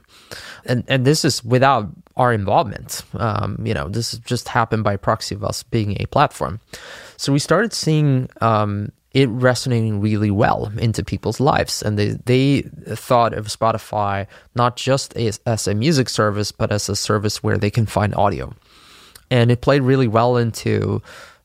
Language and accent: English; Sweden; my home country, Sweden